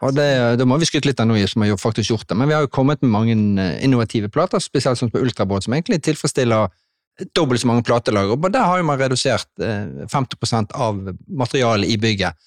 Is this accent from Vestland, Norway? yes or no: yes; Bergen, Vestland, Norway; som bergenser